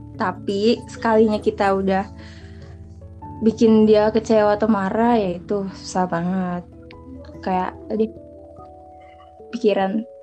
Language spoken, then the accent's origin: Indonesian; Serang, Banten, Indonesia; Gue dari Serang, satu sekolah sama Sirin juga